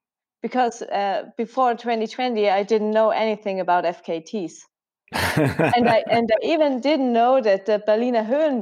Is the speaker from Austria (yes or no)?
yes; Zillertal, Tyrol, Austria; born or raised there; English is a second language